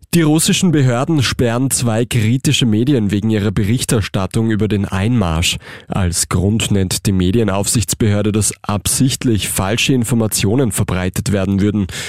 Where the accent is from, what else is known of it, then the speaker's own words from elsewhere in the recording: Austria; bei uns in Österreich